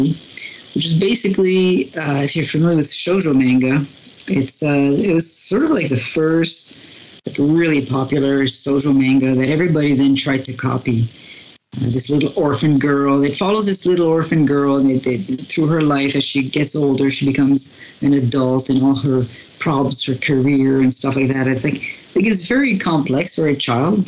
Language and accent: English; New Brunswick, Canada; also born or lived in Schefferville, Quebec, Canada; I'm from New Brunswick in Canada, but my parents for a while moved when I was really young to Quebec